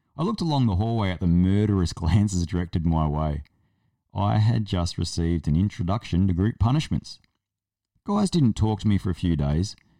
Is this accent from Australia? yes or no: yes; South Australia, Australia; I'm from South Australia and we're not convicts